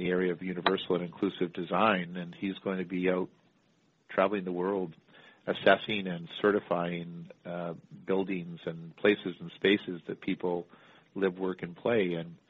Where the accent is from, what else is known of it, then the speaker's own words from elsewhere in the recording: Canada; growing up in Canada